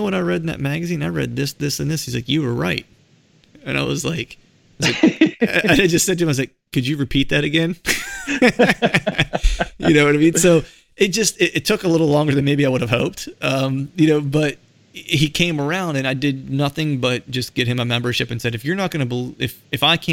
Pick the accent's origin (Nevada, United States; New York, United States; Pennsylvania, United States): Pennsylvania, United States; South Central; also born or lived in Charleston, South Carolina; I grew up in South Central Pennsylvania